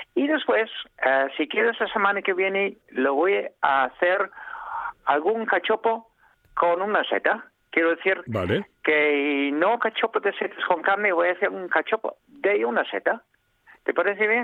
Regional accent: England, United Kingdom; Spanish is a second language; now in Spain; soy inglés

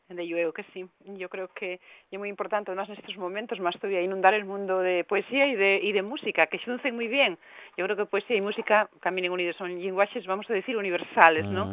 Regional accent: Asturias, Spain; aquí en Asturias

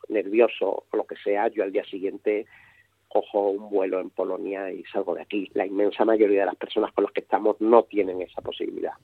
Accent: Spain; a nosotros como españoles

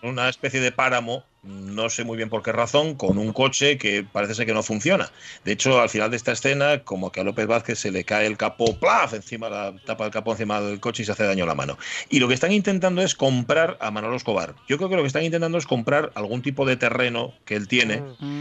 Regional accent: Spain; A los españoles, chico, es que se nos nota a la legua

